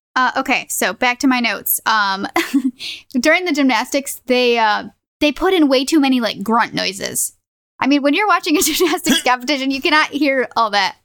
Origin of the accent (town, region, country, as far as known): United States